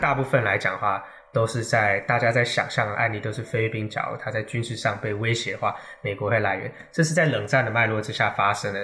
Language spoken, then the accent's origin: Chinese; Taiwan; 这点其实我们台湾人就需要去尊重。